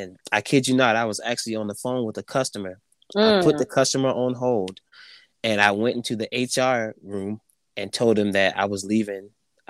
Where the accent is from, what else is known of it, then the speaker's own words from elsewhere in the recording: Andrews, South Carolina, United States; Yeah, little small town of Andrews, South Carolina.